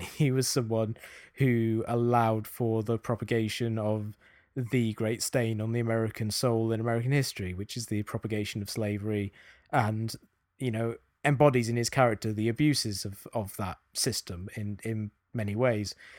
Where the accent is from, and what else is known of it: England, United Kingdom; accent: English; now in United States